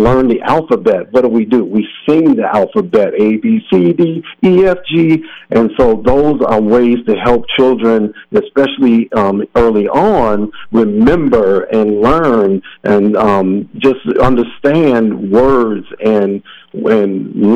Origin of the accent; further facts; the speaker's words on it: Minneapolis, Minnesota, United States; I was born and raised here in Minneapolis in south on the south side